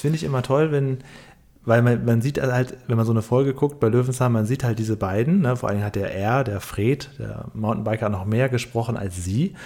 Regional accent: Northern Germany, Germany; also ich komme aus Norddeutschland

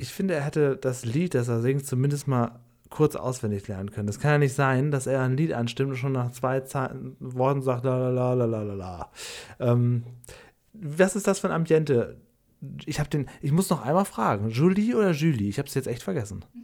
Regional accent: Cuxhaven district, Lower Saxony, Germany; Ich komme ja aus, aus Niedersachsen, aus dem Kreis Cuxhaven

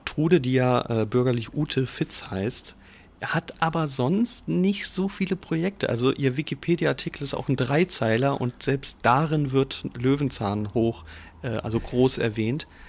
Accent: Giessen, Hesse, Germany; ich bin ja gebürtig in Gießen aufgewachsen

